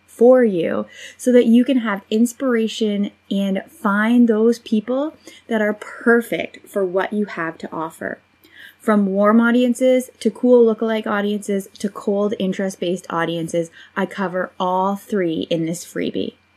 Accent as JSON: {"language": "English", "country": "Canada", "said": "I am a Canadian girl"}